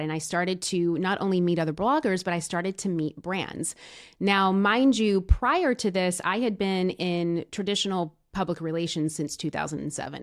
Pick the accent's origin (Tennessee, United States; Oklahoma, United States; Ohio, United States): Tennessee, United States; also born or lived in Los Angeles; now in Nashville, United States; I'm b, born and raised in Tennessee, originally from a small town, but, but pretty much spent my entire, you know, young adult, younghood and, and young adulthood here in Nashville.